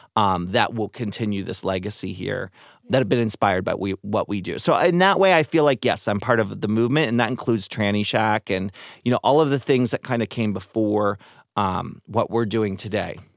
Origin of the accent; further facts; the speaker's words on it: Maryland, United States; now in San Francisco, United States; I was growing up in Maryland, going to Catholic school